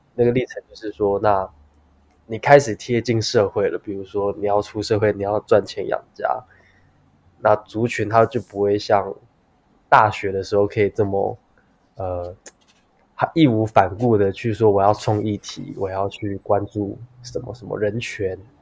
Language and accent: Chinese; Taipei, Taiwan; 从小在台北长大，其实我从，在出生，台北出生，台北念书，然后到现在也都在台北